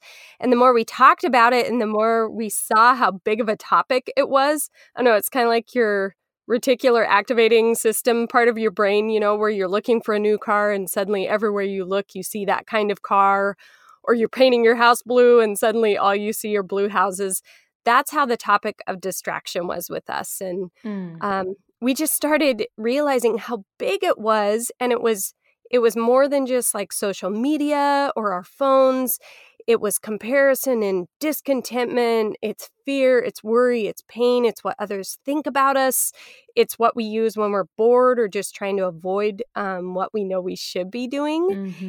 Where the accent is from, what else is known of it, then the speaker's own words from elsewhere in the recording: Pacific Northwest, United States; now in Alaska, United States; I grew up in the Pacific Northwest and went to college in Oregon and met a boy from Alaska, and now we have a family, two kiddos.